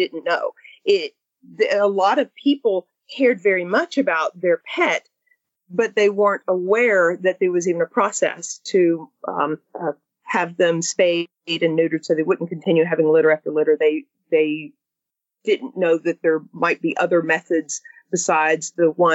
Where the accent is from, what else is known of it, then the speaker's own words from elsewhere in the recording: Mississippi, United States; I grew up in Mississippi